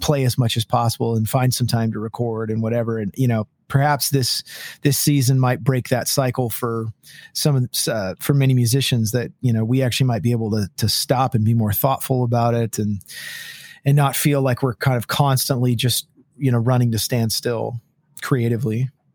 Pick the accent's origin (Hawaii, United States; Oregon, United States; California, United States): California, United States; moved away as an adult; also born or lived in Los Angeles / Nashville; now in Washington, United States; I grew up in California